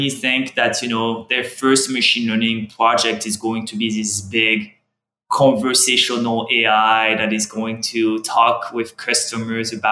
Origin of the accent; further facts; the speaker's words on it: France; accent: French; English is a second language; I'm French, as you can hear from my accent.